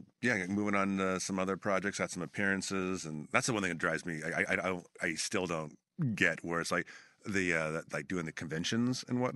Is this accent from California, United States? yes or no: yes; Bakersfield, California, United States; moved away; I grew up in Bakersfield. Okay. That's what my hometown is, Bakersfield.